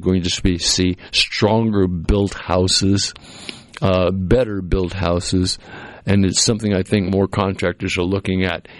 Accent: Cape Cod, Massachusetts, United States; moved away; where I grew up on the Cape, because it was a small town

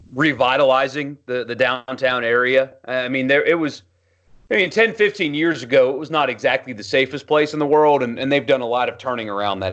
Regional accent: Greenville, South Carolina, United States; moved away; Greenville, South Carolina is where I'm from.

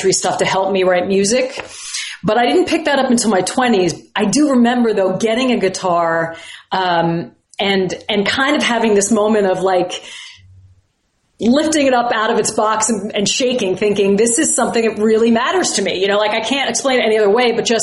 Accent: Huntington Station, New York, United States; I grew up in Huntington Station, Long Island.

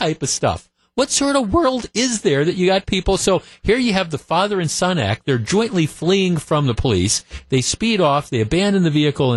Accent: Glendale, Wisconsin, United States; also born or lived in Whitefish Bay, Wisconsin; I grew up in Glendale.

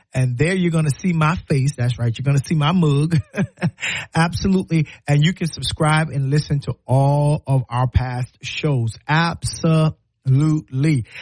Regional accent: South Carolina, United States; now in Alabama, United States; I'm from South Carolina

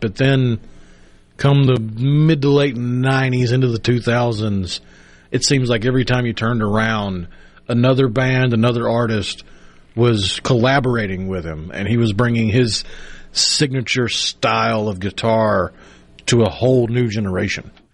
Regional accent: Tupelo, Mississippi, United States; also born or lived in Clinton, Mississippi; growing up in Tupelo

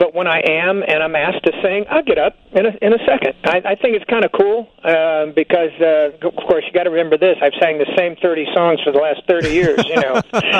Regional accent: California, United States; moved away; also born or lived in Nevada; I was raised in California, spent 20 years in Nevada

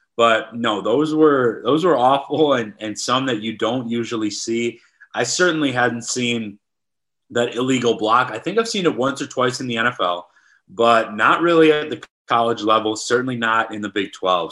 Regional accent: Wisconsin, United States; moved away; I'm from Wisconsin

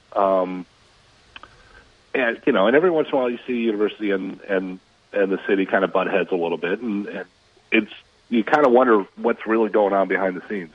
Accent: Minnesota, United States; moved away; I grew up in Minnesota

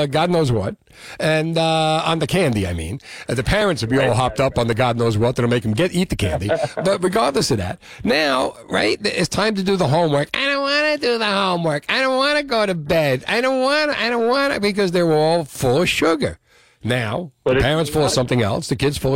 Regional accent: Union City, New Jersey, United States; when I was a kid growing up in Union City

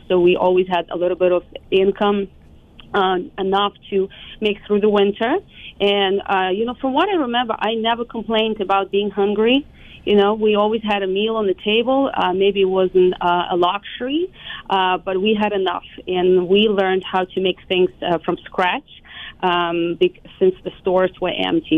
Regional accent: Lviv, Lviv Oblast, Ukraine; moved away as an adult; also born or lived in Kyiv, Ukraine; now in United States; I actually was born and raised, it was still Soviet Union, it was 84, so mid-80s, and I lived in Lviv

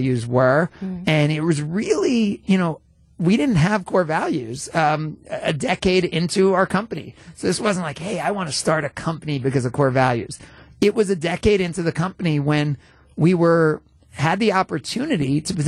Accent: New Jersey, United States; moved away; also born or lived in Atlanta; I grew up in New Jersey

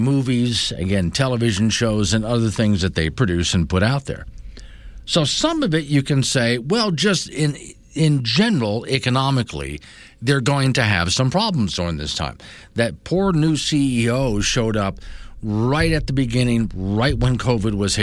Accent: Florida, United States; I grew up in Florida. Going to Disney was a normal thing. It's just up the road. Well, a few hours up the road for me

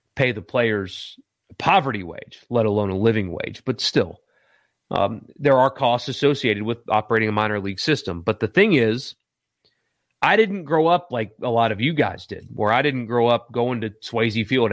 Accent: Greenville, South Carolina, United States; now in Mississippi, United States; my hometown, for example, where I grew up, let's pretend for a second that the, the Boston Red Sox cut their one A team, which is who's in Greenville now

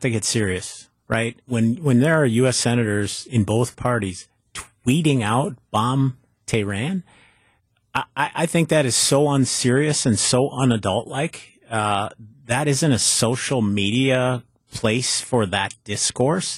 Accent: Superior, Wisconsin, United States; my hometown of Superior

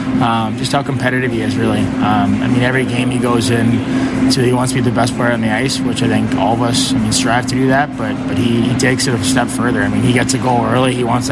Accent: Toronto, Ontario, Canada; also born or lived in Winnipeg / Montreal / Ottawa; now in Chicago, United States

